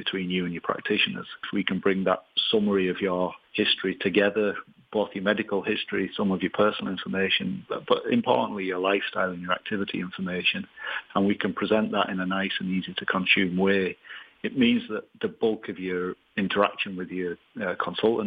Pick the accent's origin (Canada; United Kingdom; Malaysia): United Kingdom; Leeds, Yorkshire and the Humber; moved away as an adult; now in Ireland; I'm originally from Leeds, but I moved to Ireland in 1997